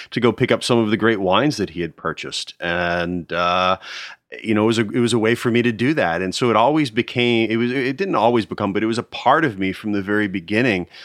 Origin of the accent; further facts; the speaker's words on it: outside Philadelphia, New Jersey, United States; also born or lived in Nashville, Tennessee / Connecticut; But then we moved to New Jersey where he started practice, and that's where I grew up and went through high